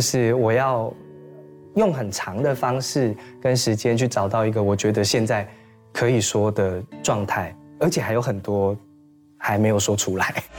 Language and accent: Chinese; Chulu, Taitung County, Taiwan; 我小的时候在出路跟我外婆住的时候